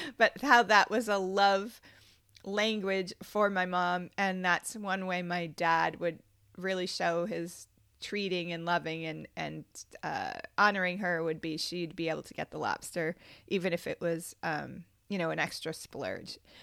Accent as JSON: {"language": "English", "area": "Cape Cod", "region": "Massachusetts", "country": "United States", "tie": "born or raised there", "also_born_or_lived": "Orleans, Massachusetts", "said": "Growing up on Cape Cod was a magical experience"}